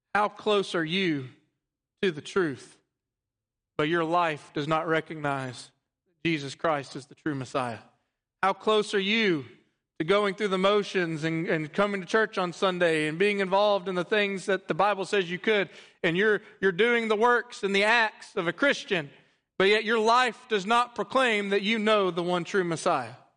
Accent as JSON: {"language": "English", "region": "Texas", "country": "United States", "also_born_or_lived": "Louisiana", "said": "I am a Texan through and through"}